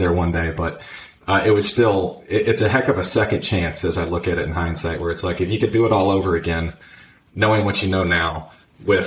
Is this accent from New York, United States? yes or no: no; Virginia, United States; I was born and raised in Virginia. I've lived in the U.S. my whole life.